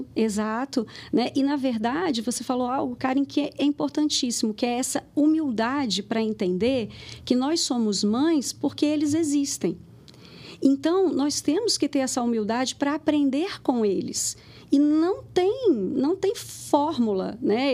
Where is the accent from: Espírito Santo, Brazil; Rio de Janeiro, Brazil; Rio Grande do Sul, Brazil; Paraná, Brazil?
Rio de Janeiro, Brazil; moved away as an adult; now in Lagoa Santa, Brazil; eu sou carioca e eu vim para Minas, hoje eu moro em Lagoa Santa